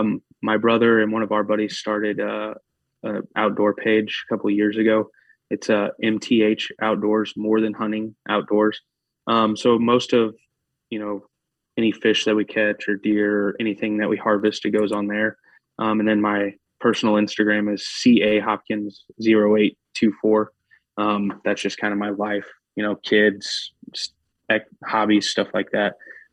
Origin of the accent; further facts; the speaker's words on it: Missouri, United States; growing up in Missouri and like only hunting Missouri for the majority of my life